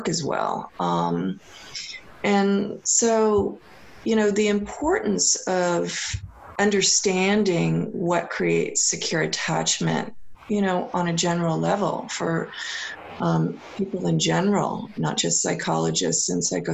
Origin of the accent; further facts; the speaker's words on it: California, United States; now in Seattle, United States; growing up in California